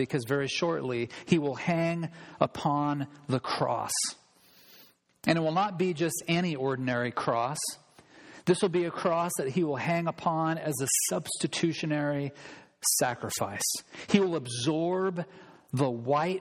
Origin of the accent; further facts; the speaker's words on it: United States; as an American